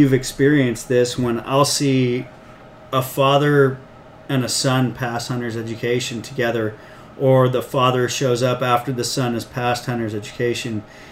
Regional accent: Marin County, California, United States; Growing up in Marin County, there wasn't a lot of people that hunted

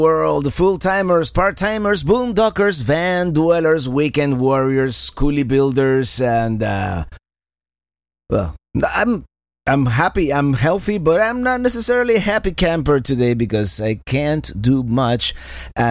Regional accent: Miami, Florida, United States; my hometown, Miami, Florida

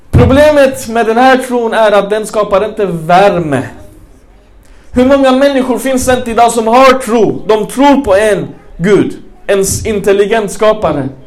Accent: Malmö, Skåne, Sweden; Jag är uppväxt i Rosengård, alla muslimer.

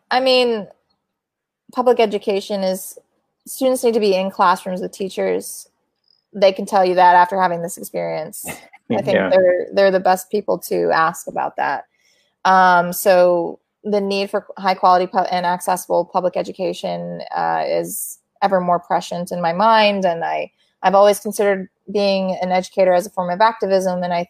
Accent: Midwest, United States; moved away; I'm from the Midwest and they live there

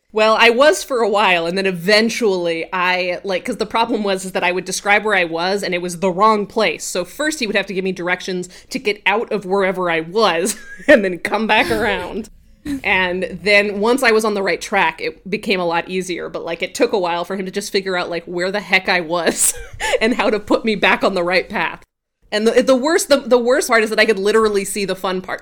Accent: Grand Junction, Colorado, United States; I grew up in Colorado in a place called Grand Junction

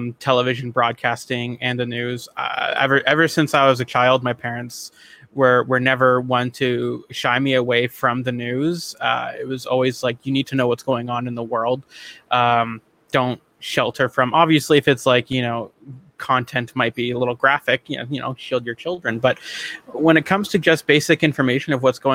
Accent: Oshawa, Ontario, Canada; a local security company in my hometown of Oshawa, Ontario

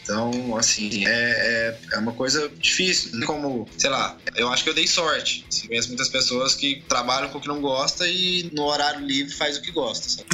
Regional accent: Araguari, Minas Gerais, Brazil; moved away as an adult; also born or lived in Australia; now in Uberlândia, Brazil; eu sou de Araguari, eu moro em Berlândia, que é uma cidade que já é maior e tal, mas sou de Araguari

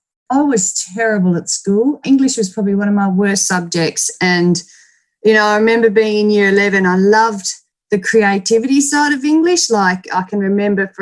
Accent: Pingaring, Western Australia, Australia; I was born and raised in Pingaring. It's a tiny, tiny little town about 3.5 hours southeast from Perth

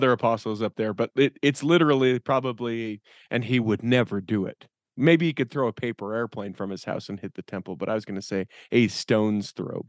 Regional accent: Taylorsville, Utah, United States; I'm from Taylorsville. Good to see you from the other side of the room.

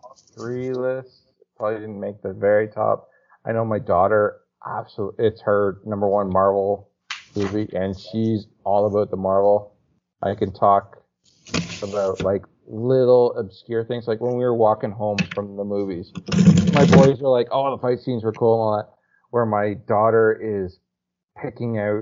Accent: Tornado Alley, United States; moved away; I grew up in Tornado Alley. I used to chase them as a teenager

